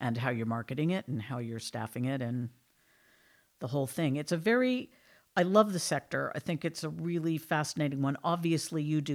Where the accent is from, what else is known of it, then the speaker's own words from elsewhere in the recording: United States; now in United Kingdom; the land of my birth, the United States of America. Actually, I've now lived longer in the UK, but I do maintain my accent